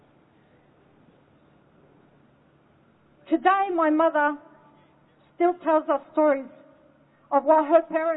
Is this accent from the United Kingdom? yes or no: no; Australia; also born or lived in Lebanon; I was born in Lebanon and I lived my life in Australia